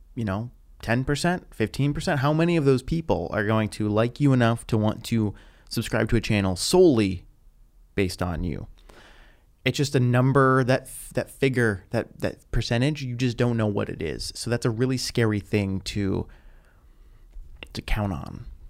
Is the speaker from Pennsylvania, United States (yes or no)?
yes; Pittsburgh, Pennsylvania, United States; moved away as an adult; now in Los Angeles, United States; I was still living in my hometown of Pittsburgh after college